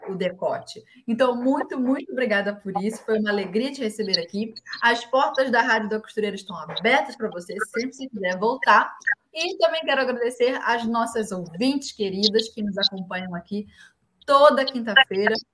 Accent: Rio de Janeiro, Brazil; eu sou carioca

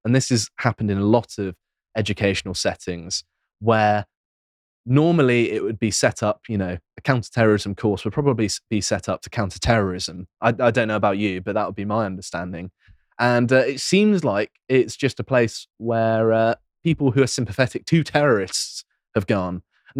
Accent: England, United Kingdom; we're English, yeah.

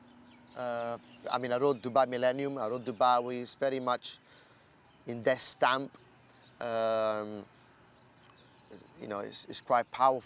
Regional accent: Newmarket, East of England, United Kingdom; I'm from Newmarket

